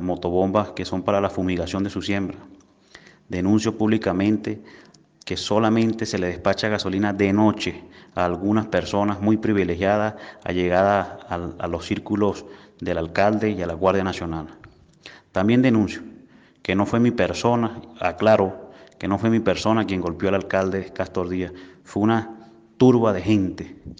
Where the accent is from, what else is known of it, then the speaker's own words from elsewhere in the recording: Churuguara, Falcón, Venezuela; moved away as an adult; tuve que salir de mi pueblo Churuguara